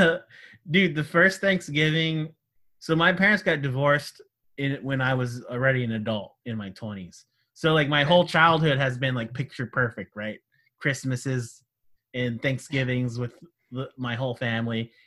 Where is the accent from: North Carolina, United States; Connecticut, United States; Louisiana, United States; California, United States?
California, United States; That's my home state